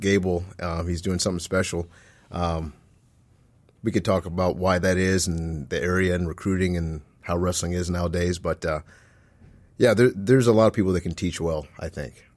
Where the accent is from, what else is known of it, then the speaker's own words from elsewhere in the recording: Omaha, Nebraska, United States; moved away; also born or lived in Waterloo, Iowa; I grew up in Nebraska, in Omaha